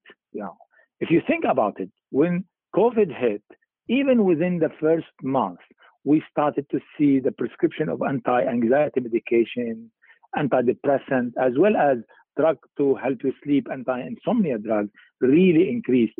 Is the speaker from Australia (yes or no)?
no; Lebanon; moved away as an adult; also born or lived in England; I was born in Lebanon in 1950